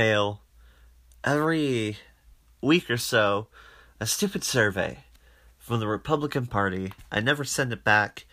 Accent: Arizona, United States; my home state

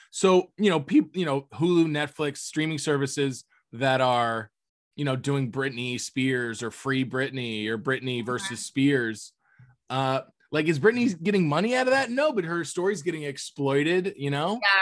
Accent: Florida, United States; I grew up in Florida

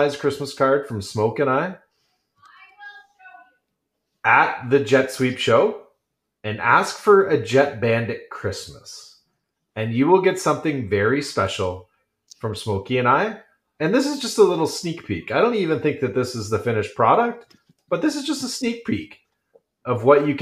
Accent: Scotland, United Kingdom; I'm Scottish.

